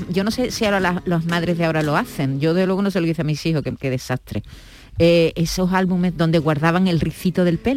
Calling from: Granada, Andalusia, Spain; Igorra, buenos días … de Granada.

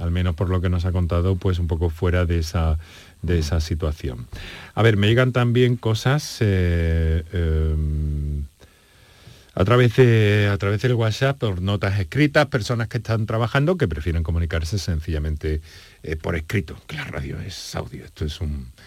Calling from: Córdoba, Andalusia, Spain; de Córdoba.

